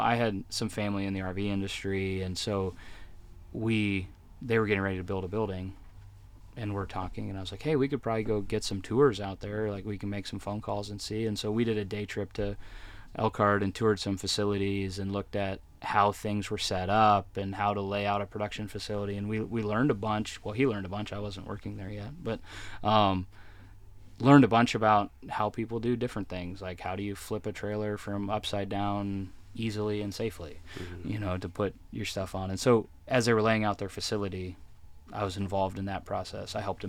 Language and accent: English; Ontario, Canada; I am not. I grew up in Southern Ontario, up in Canada. Was from that area.